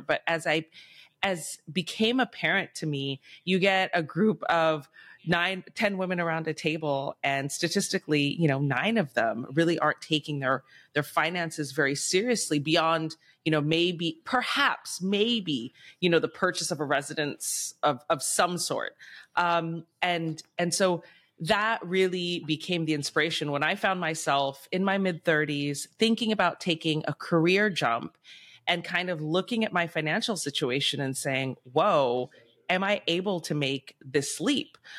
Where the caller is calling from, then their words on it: Bangkok, Thailand; I'm calling in from Bangkok, Thailand.